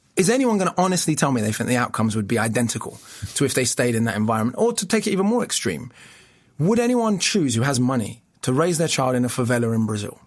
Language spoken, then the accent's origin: English; London, United Kingdom; accent: English; I was the boy from Camden, which has, you know, now become a very rough area. But when I was growing up, it was semi-rough.